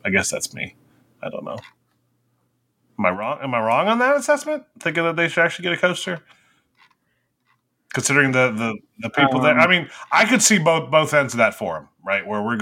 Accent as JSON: {"language": "English", "country": "United States", "said": "I'm American"}